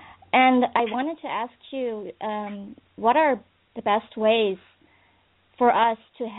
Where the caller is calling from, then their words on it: Netherlands; Hi, I'm calling from the Netherlands.